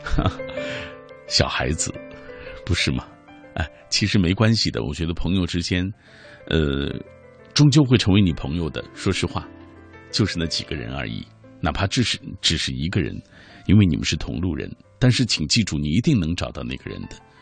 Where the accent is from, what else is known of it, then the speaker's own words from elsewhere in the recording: Xinjiang, China; moved away as an adult; now in Beijing, China; 包括我哥哥，还在塔里木油田工作